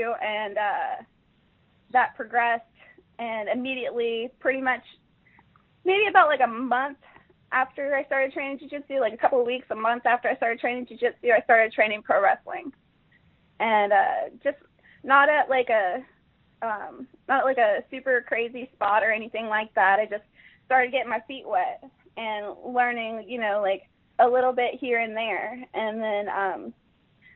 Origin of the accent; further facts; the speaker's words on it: Jacksonville, Florida, United States; Originally, I'm from Jacksonville, Florida